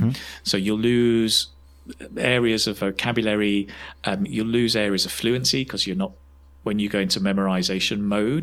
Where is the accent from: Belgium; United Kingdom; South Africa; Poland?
United Kingdom; Manchester, North West England; moved away as an adult; also born or lived in China; now in Spain; I come from Manchester originally in England.